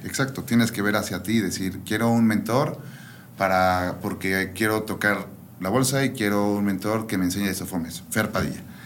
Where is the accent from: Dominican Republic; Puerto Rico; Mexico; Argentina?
Mexico; Toluca, State of Mexico; moved away as an adult; also born or lived in Guadalajara; now in León, Mexico; nací en Ciudad de México y viví toda mi vida en Toluca